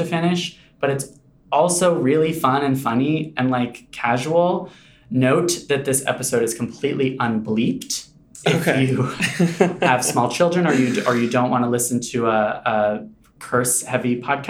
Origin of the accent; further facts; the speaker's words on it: Hawaii, United States; But I'm from Hawaii, so I don't know these things.